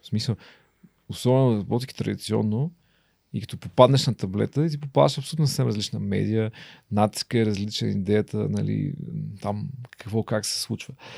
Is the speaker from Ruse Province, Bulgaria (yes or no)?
yes; Ruse, Ruse Province, Bulgaria; съм от Русе